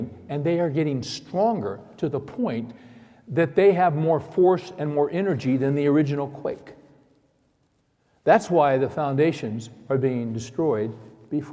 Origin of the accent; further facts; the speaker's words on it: California, United States; I was born and raised in California